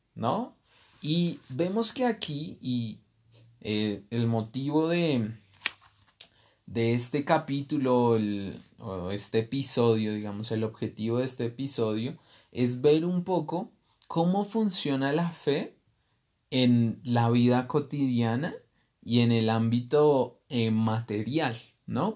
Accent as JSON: {"language": "Spanish", "region": "Bogotá", "country": "Colombia", "tie": "born or raised there", "moved": "as an adult", "lives_now": "Guatavita, Colombia", "said": "yo nací en, en Bogotá, que es una ciudad"}